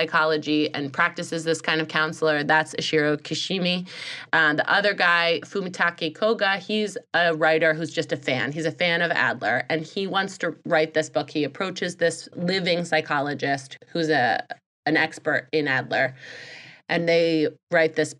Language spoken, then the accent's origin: English; United States; I'm from America.